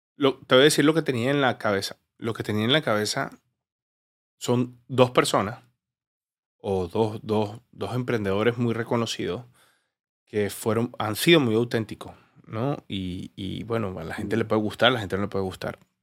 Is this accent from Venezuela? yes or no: yes; Venezuela; yo soy venezolano.